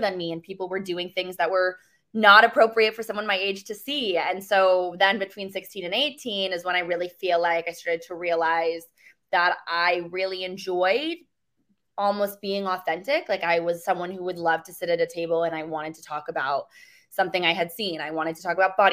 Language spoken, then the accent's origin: English; Mansfield, Connecticut, United States; I'm originally from a super small town in Eastern Connecticut called Mansfield. Grew up with no money, no connections.